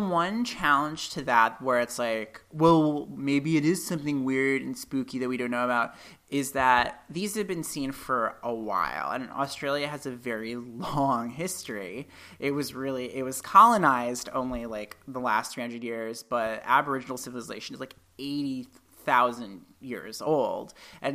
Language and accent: English; New England, United States; where I grew up in New England